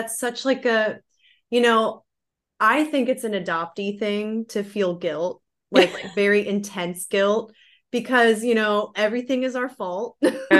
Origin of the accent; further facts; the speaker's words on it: Florida, United States; born there; So yeah, I was adopted in 92. I was born in Florida.